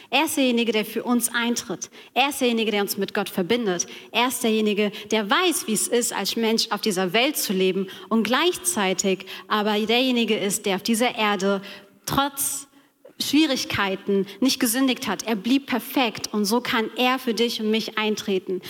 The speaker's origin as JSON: {"language": "German", "area": "Taunus", "region": "Hesse", "country": "Germany", "tie": "born or raised there", "said": "ich bin im Taunus aufgewachsen"}